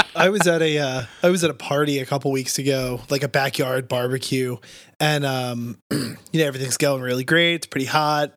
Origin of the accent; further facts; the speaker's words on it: New Jersey, United States; moved away; I'm from South Jersey